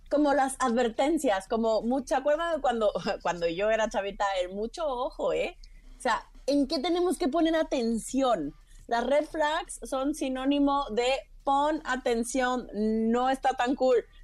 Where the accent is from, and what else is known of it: Villahermosa, Tabasco, Mexico; born or raised there; also born or lived in Mérida, Yucatán / Mexico City; now in Florence, Italy